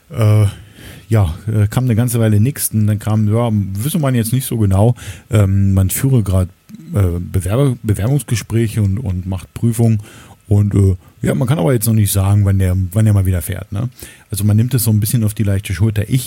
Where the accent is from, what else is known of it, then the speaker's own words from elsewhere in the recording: Berlin, Germany; aber das ist der U-Bahnhof in der Nähe ähm, des Ortes, in dem ich oder wo ich aufgewachsen bin. Ähm, die Magdalenenstraße in Berlin-Lichtenberg